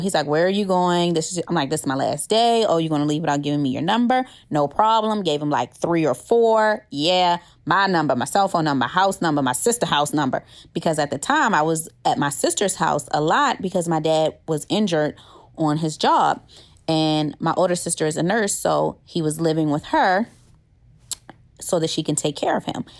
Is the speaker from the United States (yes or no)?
yes; Baltimore, Maryland, United States; moved away as an adult; also born or lived in Clinton, Maryland / Washington, D.C.; now in Georgia, United States; I'm originally from Baltimore, Maryland. I was born in Clinton, Maryland, grew up in D C for a little while, and then my parents decided, enough is enough. I'm moving you to Baltimore